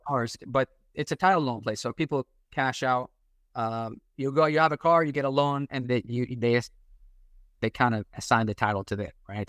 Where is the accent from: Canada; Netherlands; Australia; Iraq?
Iraq; English is a second language; now in United States; I'm a Catholic from Iraq, so we're, we're immigrants.